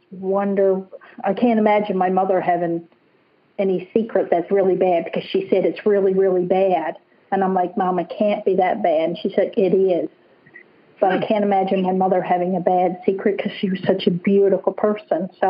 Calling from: British Columbia, Canada; yes, yeah, I'm in British Columbia

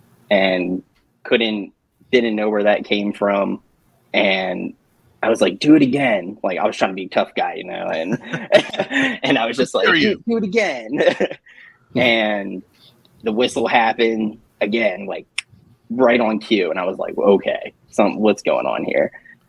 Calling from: Georgia, United States; Hey, I'm checking in from Georgia.

